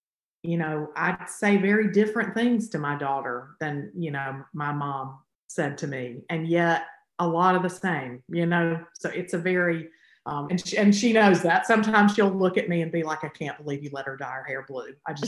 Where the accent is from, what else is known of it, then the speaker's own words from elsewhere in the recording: the South, United States; I think for me, it definitely, you know, growing up in the South is just like everywhere.